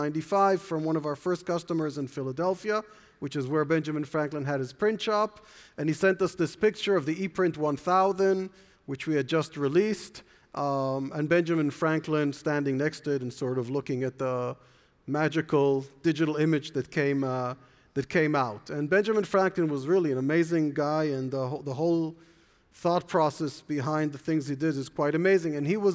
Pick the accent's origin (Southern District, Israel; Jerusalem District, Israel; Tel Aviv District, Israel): Jerusalem District, Israel; Jerusalem; born there; I was born in Jerusalem. My parents were born in Berlin.